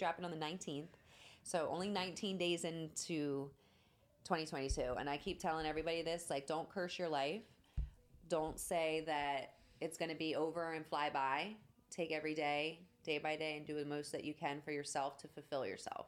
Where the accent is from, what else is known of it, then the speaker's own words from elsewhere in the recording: New Jersey, United States; moved away; I grew up in Jersey, so I'm used to snow